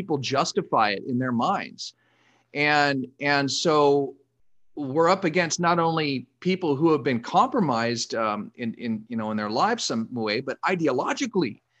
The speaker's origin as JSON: {"language": "English", "town": "Los Angeles", "region": "California", "country": "United States", "tie": "born or raised there", "said": "I was born and raised here in Southern California"}